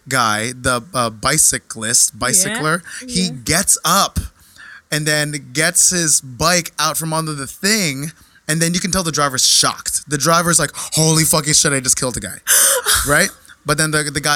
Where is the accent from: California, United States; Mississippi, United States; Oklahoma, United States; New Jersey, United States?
New Jersey, United States; moved away as an adult; also born or lived in Portland, Oregon / Brooklyn; now in New York, United States; I'm from New Jersey originally